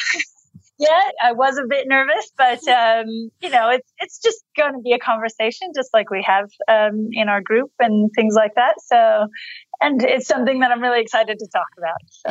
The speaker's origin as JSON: {"language": "English", "country": "United States", "tie": "born or raised there", "moved": "as an adult", "lives_now": "Australia", "said": "I was born in the United States"}